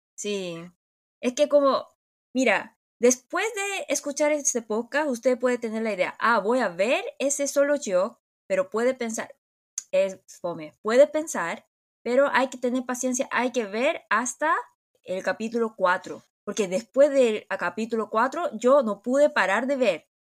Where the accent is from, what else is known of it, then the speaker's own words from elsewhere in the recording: South Korea; en Corea nosotros tenemos la idea